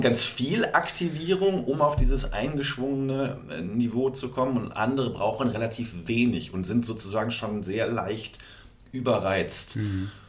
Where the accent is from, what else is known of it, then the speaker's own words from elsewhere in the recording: North Rhine-Westphalia, Germany; bei uns in NRW, wo ich herkomme